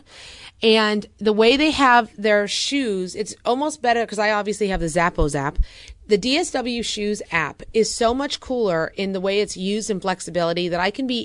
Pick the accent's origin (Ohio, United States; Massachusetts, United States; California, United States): California, United States; I'm from California.